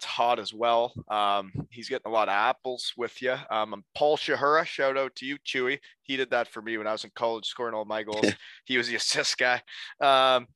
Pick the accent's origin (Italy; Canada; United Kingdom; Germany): Canada; Elmira, Ontario; moved away; I was from Elmira, Ontario.